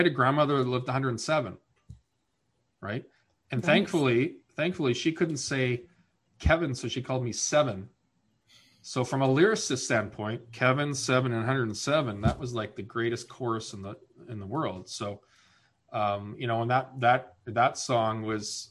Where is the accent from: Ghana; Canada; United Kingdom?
Canada; also born or lived in Winnipeg, Manitoba / Maine; now in British Columbia, Canada; I'm Canadian